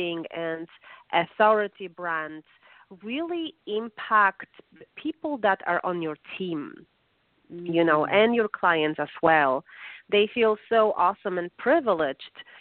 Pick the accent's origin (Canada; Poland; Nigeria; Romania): Poland; Warsaw, Masovian Voivodeship; English is a second language; moved away as an adult; now in United States; my mom is a professor of medicine and also a vice president of education in my city, in Warsaw, Polish capital